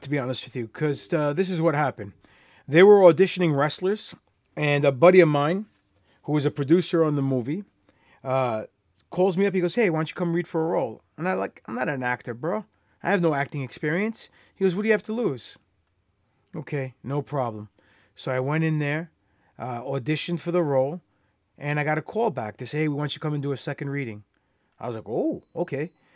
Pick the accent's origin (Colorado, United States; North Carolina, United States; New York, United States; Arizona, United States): New York, United States; New York City; I am Greek, grew up in Queens, New York